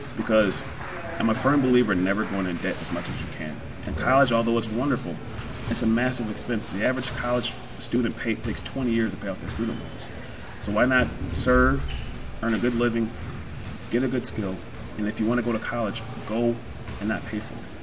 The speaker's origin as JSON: {"language": "English", "town": "Rochester", "country": "United States", "said": "I joined right out of high school. I'm here from Rochester"}